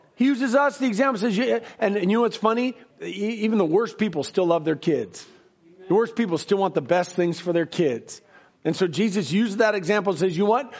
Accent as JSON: {"language": "English", "country": "United States", "tie": "born or raised there", "said": "I was born and raised in America"}